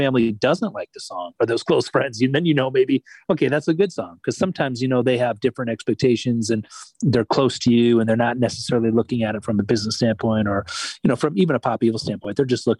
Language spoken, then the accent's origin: English; Michigan, United States; I grew up in Michigan